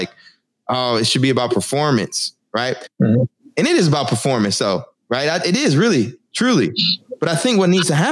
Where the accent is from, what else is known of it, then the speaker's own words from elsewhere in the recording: Texas, United States; now in Newark, United States; I'm from Texas. I live in Newark now